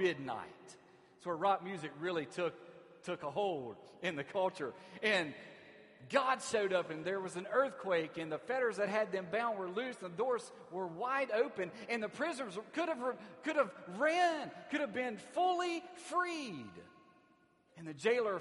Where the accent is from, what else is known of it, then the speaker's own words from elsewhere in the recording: Alexandria, Louisiana, United States; moved away as an adult; also born or lived in New Orleans area; I grew up in Alexandria, Louisiana